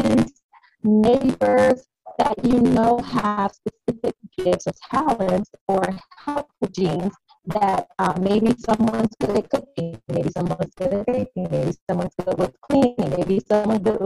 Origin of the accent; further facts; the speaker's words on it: Chicago, Illinois, United States; moved away as an adult; now in Indiana, United States; I am originally from Chicago, Illinois, but my family and I have decided to plant our roots here in Indiana about a little over 2 years ago